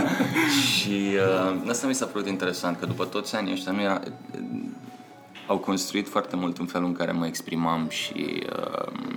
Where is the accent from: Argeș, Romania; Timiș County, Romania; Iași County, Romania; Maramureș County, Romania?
Argeș, Romania; Pitești; moved away as an adult; also born or lived in Bucharest; din Pitești